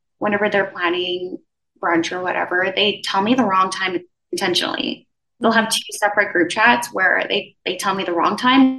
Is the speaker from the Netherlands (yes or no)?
no; U.S. Virgin Islands; moved away as an adult; also born or lived in Philadelphia; now in New York, United States; I'm originally from the Virgin Islands, believe it or not, born and raised, and I moved to the U.S. to go to college. So I was in Philly for 4 years before coming to New York.